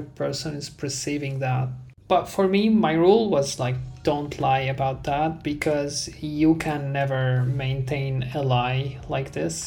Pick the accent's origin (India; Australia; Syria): Syria; now in Europe; I'm from Syria